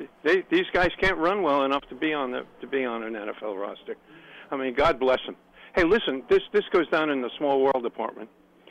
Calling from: Columbia, Maryland, United States; Len from Columbia, Maryland.

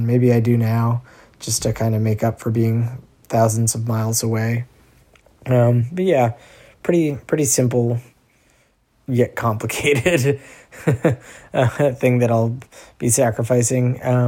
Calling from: Somerville, Massachusetts, United States; I'm checking in from Somerville, Massachusetts. I'm currently sitting in my bedroom in my apartment.

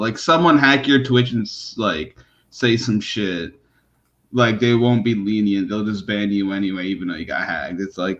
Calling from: New York, United States; Calling from New York, my guy.

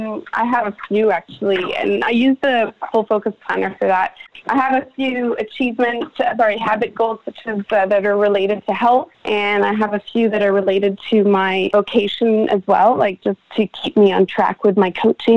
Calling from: Melbourne, Victoria, Australia; You're reaching me in Australia, Melbourne, Australia.

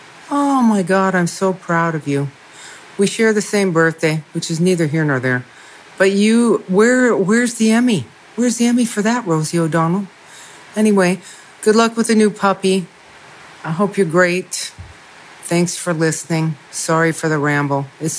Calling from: Northern California, United States; I'm calling from Northern California.

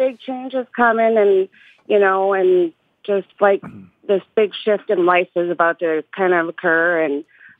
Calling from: Big Lake, Minnesota, United States; I'm calling from Minnesota.

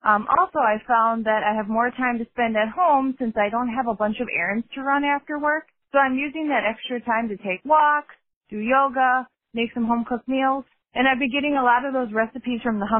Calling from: Wisconsin, United States; I'm calling from Wisconsin

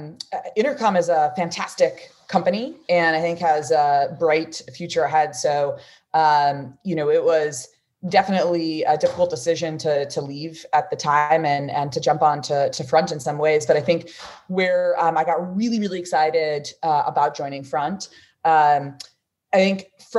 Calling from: San Francisco, California, United States; So I'm calling in from San Francisco, California.

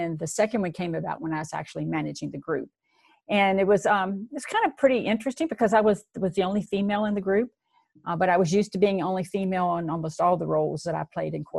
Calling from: Virginia, United States; I'm speaking to you from Virginia. It's a beautiful fall day here.

